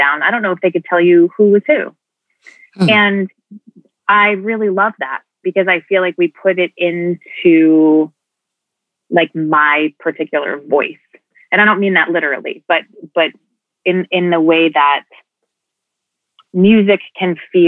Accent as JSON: {"language": "English", "region": "New Jersey", "country": "United States", "tie": "born or raised there", "said": "I grew up in New Jersey"}